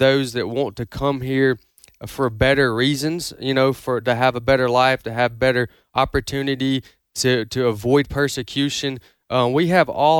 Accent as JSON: {"language": "English", "country": "United States", "tie": "born or raised there", "said": "I'm an American me because I was born in America"}